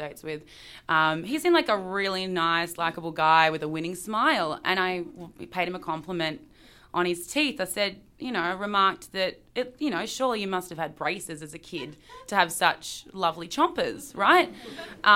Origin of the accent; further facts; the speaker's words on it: Melbourne, Victoria, Australia; moved away as an adult; now in Shreveport, United States; I'm from Melbourne, Australia.